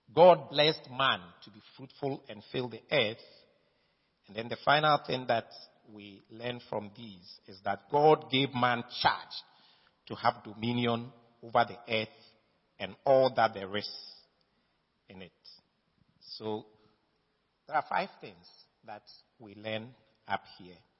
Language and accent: English; Ghana; I am a Ghanaian. My father and my mother were Ghanaians. I was born in Ghana by Ghanaian parentage